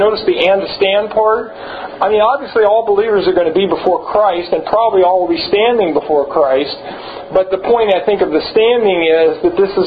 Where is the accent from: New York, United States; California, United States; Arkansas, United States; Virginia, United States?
California, United States; Los Angeles; I was born in Los Angeles